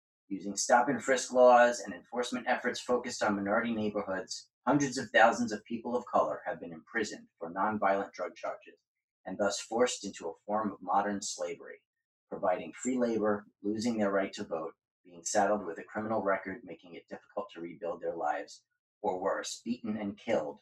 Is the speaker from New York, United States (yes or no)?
yes; New York City, New York, United States; That's my hometown. I was born and raised in Brooklyn